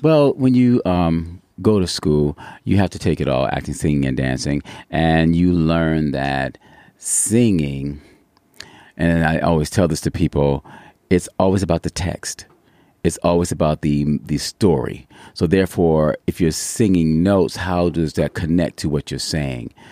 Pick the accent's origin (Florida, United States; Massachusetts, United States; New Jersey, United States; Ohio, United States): Ohio, United States; Cleveland; also born or lived in New York; now in Yucaipa, United States; originally, I'm from Cleveland, Ohio